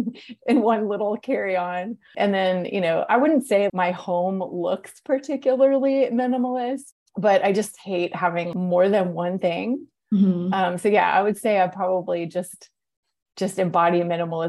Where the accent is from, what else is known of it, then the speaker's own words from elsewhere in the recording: Atlanta, Georgia, United States; moved away as an adult; also born or lived in New York; when I moved to Atlanta, which is my hometown